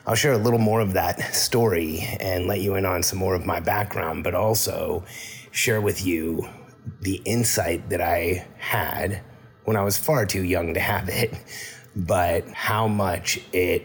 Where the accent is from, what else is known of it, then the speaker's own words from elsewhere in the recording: Mexico City, Mexico; moved away; I was born in Mexico City